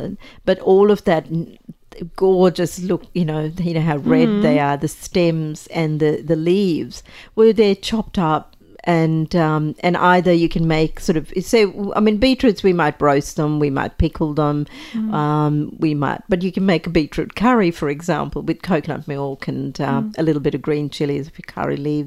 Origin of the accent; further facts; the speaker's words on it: Sri Lanka; moved away; I was, you know, growing up in Sri Lanka